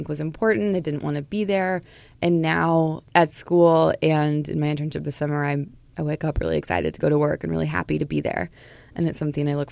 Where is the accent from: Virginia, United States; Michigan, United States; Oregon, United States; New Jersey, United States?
Oregon, United States; Portland; moved away as an adult; also born or lived in St. Paul, Minnesota; now in Minnesota, United States; I grew up in Portland, Oregon, and I moved to Minnesota about 12 years ago to go to college